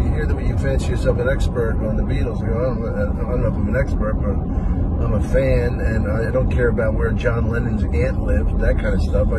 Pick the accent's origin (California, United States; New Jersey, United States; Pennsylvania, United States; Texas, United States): Pennsylvania, United States; Philadelphia; I'm from Philly